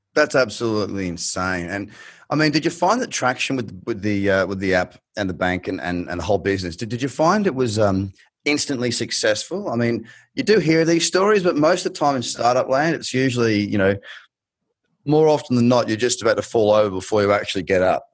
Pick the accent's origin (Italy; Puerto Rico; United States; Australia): Australia; accent: thickest Australian; moved away; you've got the thickest Australian accent